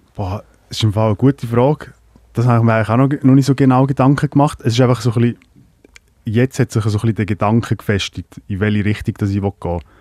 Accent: Lucerne, Switzerland; also born or lived in Croatia; meiste Zeit halt in Kanton Luzern unterwegs gewesen, am Hasseln und äh, zu Hofteren aufgewachsen, die grösste Teil

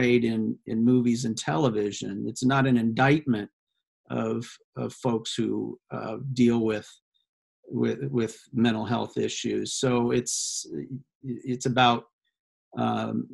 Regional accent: Iowa, United States; my home state of Iowa

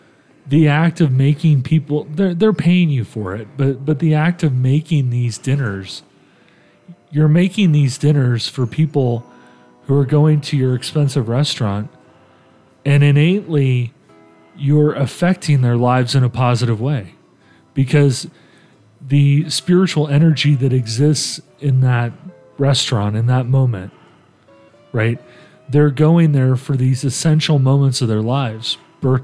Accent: Italy; moved away; When I was a little kid, I grew up in Italy. The holidays are coming. I grew up in Italy. And, you know, we lived off base.

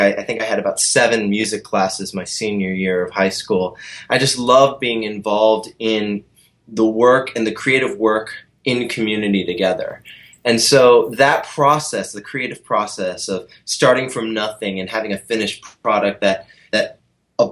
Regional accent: Columbia, Maryland, United States; in Columbia, Maryland, my hometown

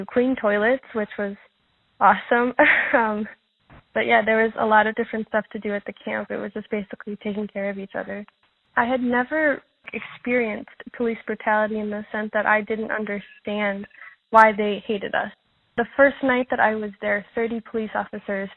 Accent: Montreal, Quebec, Canada; I'm from the Wakashina tribe in Montreal

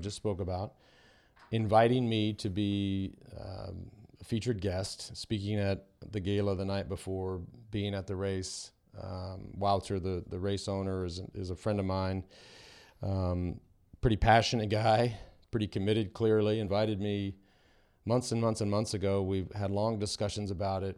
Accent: United States; it was easy to be there as an American

